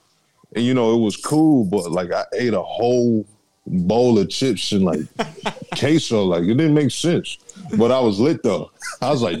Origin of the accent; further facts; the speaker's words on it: Dayton, Ohio, United States; now in San Antonio, United States; I'm from Dayton, Ohio. Moved out here in 2011, San Antonio, Texas. I decided it was best for best for me to stay down here.